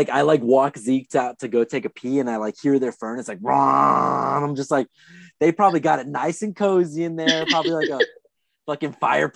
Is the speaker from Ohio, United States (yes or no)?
no; Anaheim, California, United States; moved away; But I went to school as a kid in Anaheim. And I was like, holy shit, I'm from Anaheim.